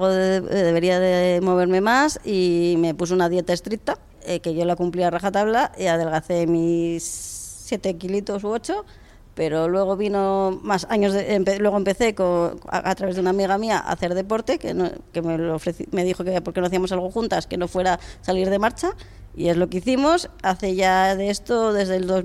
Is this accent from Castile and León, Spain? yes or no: yes; Salamanca, Castile and León, Spain; now in Madrid, Spain; tengo 45 años recién cumpliditos y vivo en Madrid, aunque soy de Salamanca.